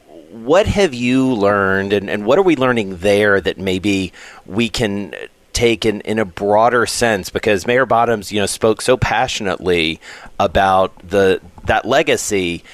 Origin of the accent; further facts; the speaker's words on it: Atlanta, Georgia, United States; moved away; I'm from Atlanta